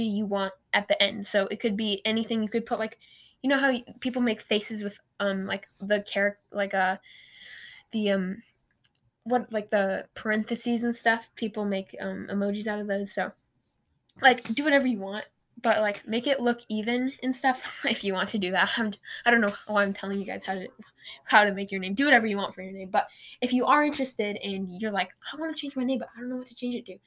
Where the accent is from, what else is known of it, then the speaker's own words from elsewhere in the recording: Portland, Oregon, United States; I'm from the Rose City. I live in Oregon. I'm from the Rose City, Portland.